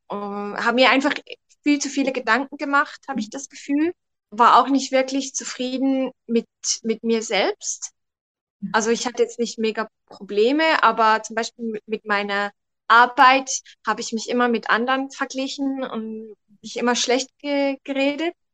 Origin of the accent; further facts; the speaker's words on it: Switzerland; ich komme aus der Schweiz.